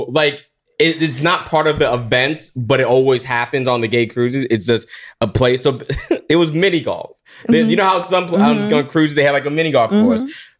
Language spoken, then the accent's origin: English; Florida, United States; Because I'm 32, but I came out when I was 26 because I grew up in Florida